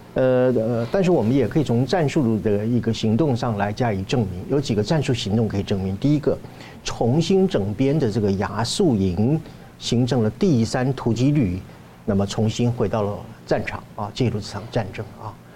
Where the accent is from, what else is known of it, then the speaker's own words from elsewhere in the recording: Taiwan; 对于我们台湾人来讲的话